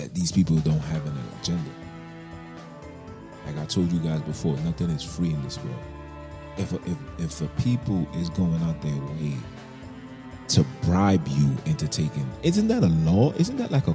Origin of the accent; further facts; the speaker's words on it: New York City, New York, United States; I was born in Kings County Hospital. I'm a Brooklyn baby to the core. All I know is Brooklyn.